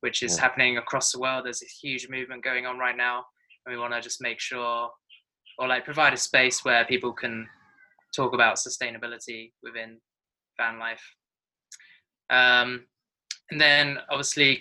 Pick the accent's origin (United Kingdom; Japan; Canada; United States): United Kingdom; England; also born or lived in New Zealand; now in Bali, Indonesia; I'm from England.